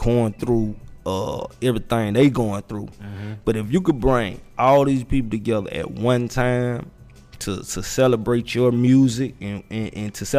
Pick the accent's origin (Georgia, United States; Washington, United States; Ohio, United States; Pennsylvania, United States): Georgia, United States; Atlanta; a 17-year-old kid, you know what I'm saying, growing up in Atlanta, doing the Trap or Die era